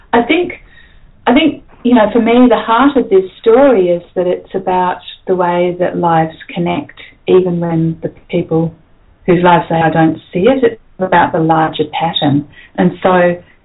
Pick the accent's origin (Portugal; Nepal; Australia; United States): Australia; Perth, Western Australia; growing up in Perth